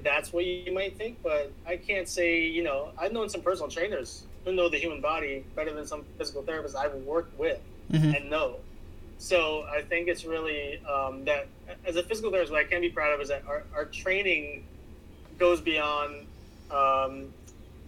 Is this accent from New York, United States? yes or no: yes; New York City, New York, United States; I grew up in Washington Heights back in the 90s, very poor, underserved community, mainly Hispanics